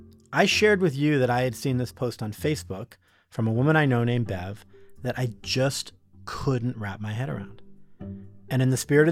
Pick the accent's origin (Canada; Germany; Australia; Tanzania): Canada; moved away as an adult; now in United States; I was born in Canada, but I'm an American citizen. I lived there for 19 years.